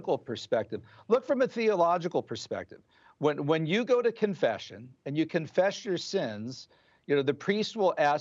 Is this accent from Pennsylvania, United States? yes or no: yes; Pennsylvania, United States; I'm talking to you from my home state of Pennsylvania.